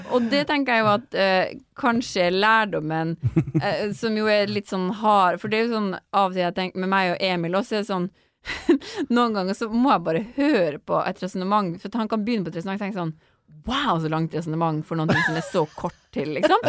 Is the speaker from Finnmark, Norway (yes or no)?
yes; Finnmark, Norway; accent: Finnmark dialect; jeg har så veldig sånn mørk finnmarksdialekt